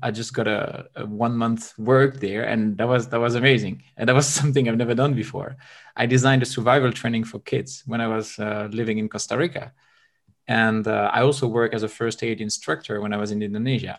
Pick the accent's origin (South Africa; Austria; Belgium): Belgium; now in Bulgaria; I'm from Belgium. I currently live in Bulgaria.